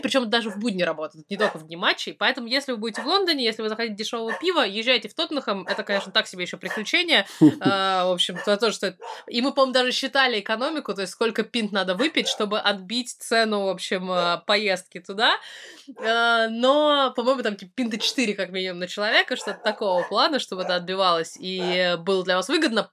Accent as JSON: {"language": "Russian", "country": "Russia", "also_born_or_lived": "Tatar family (ancestry)", "moved": "yes", "lives_now": "United Kingdom", "said": "я из России"}